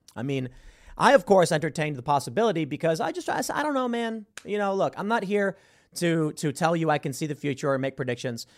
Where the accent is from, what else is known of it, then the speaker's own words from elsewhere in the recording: Chicago, Illinois, United States; moved away; I grew up in Chicago